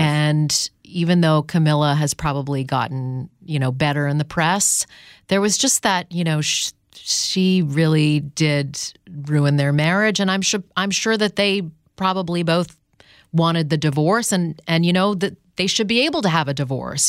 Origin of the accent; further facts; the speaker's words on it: Canada; in Canada growing up